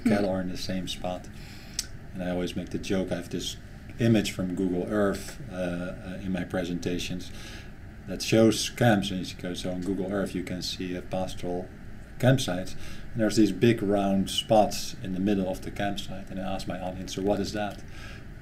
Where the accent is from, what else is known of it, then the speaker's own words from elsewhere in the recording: Netherlands; moved away; I'm from the Netherlands